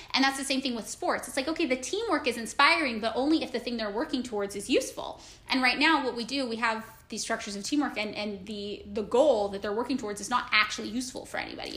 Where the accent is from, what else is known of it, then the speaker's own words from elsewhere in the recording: Portland, United States; I'm from Portland